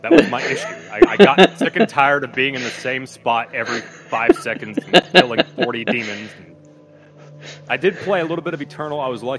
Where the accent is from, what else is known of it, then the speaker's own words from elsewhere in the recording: Pennsylvania, United States; This is my home state. Only Pennsylvania would make up something this depressing.